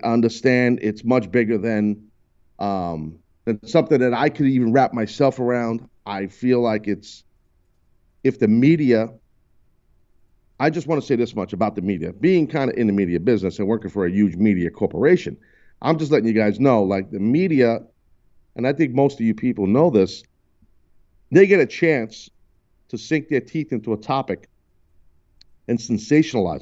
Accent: United States; as an American, born, bred, and proud

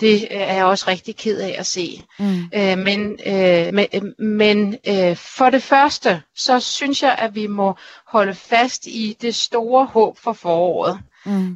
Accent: Denmark; vi er danskere

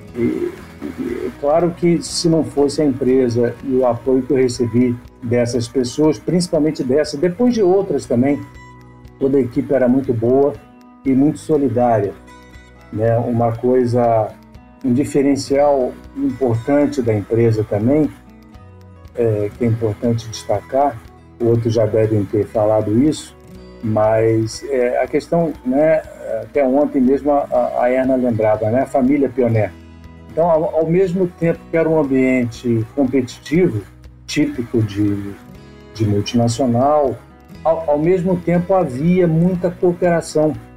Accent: Rio de Janeiro, Brazil; eu nasci eh, no Rio e tive uma formação, embora, embora um breve período morei numa parte do Rio que eh, por cinco anos, que era considerado na época zona rural

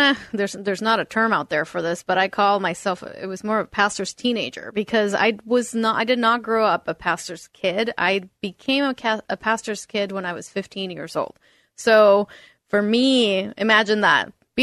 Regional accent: northern Mexico, Mexico; also born or lived in Eastern Washington; now in United States; Before then, I was living in Eastern Washington, and before then, I came from Northern Mexico.

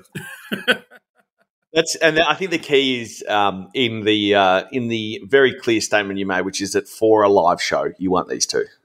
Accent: Ringwood, Victoria, Australia; I grew up in Ringwood

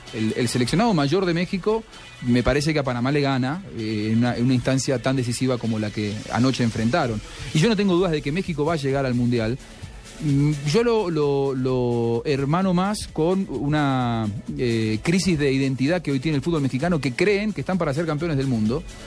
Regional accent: Argentina; nosotros los argentinos

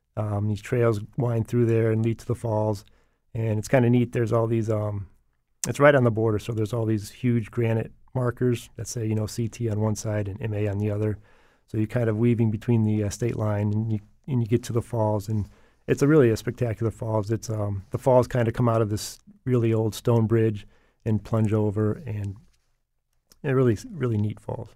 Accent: Portland, Connecticut, United States; I have been, um, growing up in Portland.

